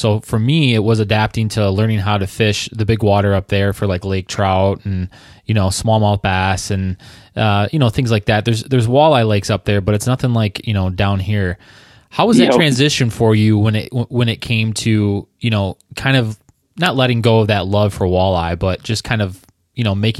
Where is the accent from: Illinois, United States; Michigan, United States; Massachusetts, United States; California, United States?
Michigan, United States; Southeast; also born or lived in Traverse City, Michigan; I grew up around Southeast Michigan, kind of like just about 20 minutes away from Erie. And then I spent the last 5 years up in Traverse City, which is Northwest Michigan.